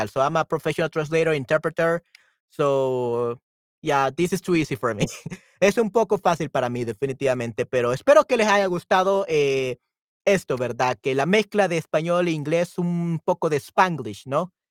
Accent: El Salvador; No, no, no soy peruano.

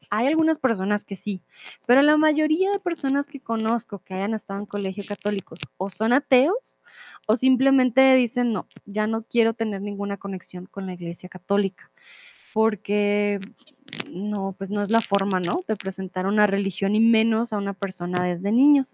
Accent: Colombia; soy de Colombia

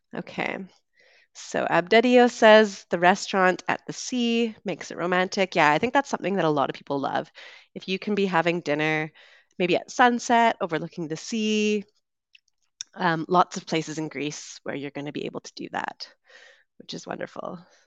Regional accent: West Coast of Canada, Canada; moved away as an adult; also born or lived in London, United Kingdom; I'm originally from Canada. I grew up on the West Coast

